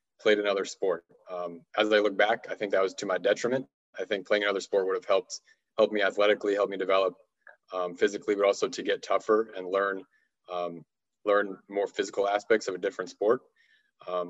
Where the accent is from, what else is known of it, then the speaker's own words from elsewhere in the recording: Southern California, United States; I'm from Southern California originally, so I grew up a huge diehard Dodgers fan